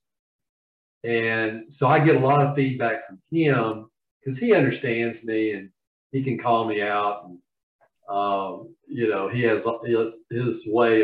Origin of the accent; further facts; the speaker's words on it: Georgia, United States; accent: Southern; now in Charlotte, United States; I'm from Georgia originally